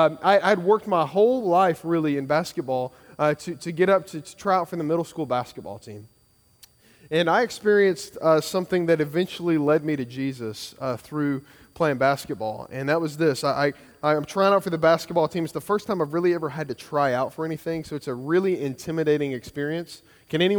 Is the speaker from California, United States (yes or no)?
no; Kentucky, United States; now in Georgia, United States; I grew up in Kentucky